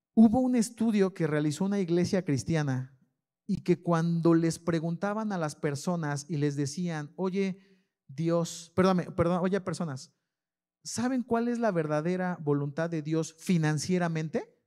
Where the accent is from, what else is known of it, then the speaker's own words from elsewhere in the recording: León, Guanajuato, Mexico; soy de la San Felipe de Jesús. hecho, hecho en la Sanfe.